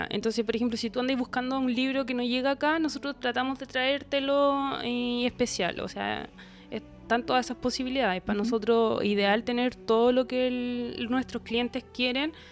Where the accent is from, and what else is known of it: Concepción, Biobío, Chile